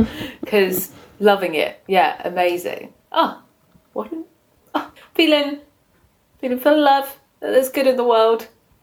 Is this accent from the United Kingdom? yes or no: yes; United Kingdom